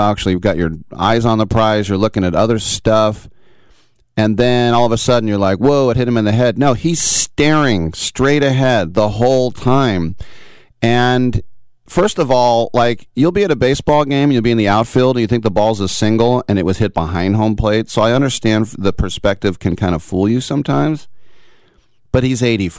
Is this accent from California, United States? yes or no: yes; Richmond, California, United States; I'm from Richmond